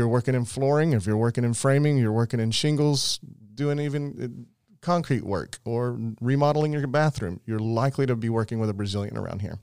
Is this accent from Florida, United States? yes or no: no; Summerville, South Carolina, United States; I grew up in Somerville